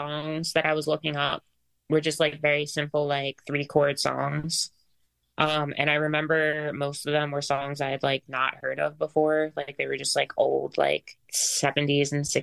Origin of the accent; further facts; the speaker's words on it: New Jersey, United States; also born or lived in Philadelphia; I grew up like in South Jersey and kind of just like in and around the city pretty much like most of my life. I'd say like a majority of my childhood was in South Jersey